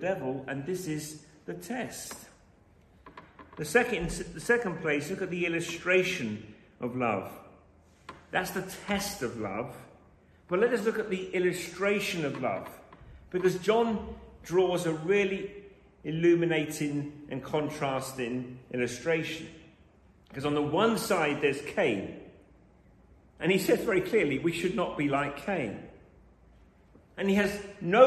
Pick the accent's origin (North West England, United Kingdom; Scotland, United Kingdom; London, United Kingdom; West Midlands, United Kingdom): London, United Kingdom; I was born in London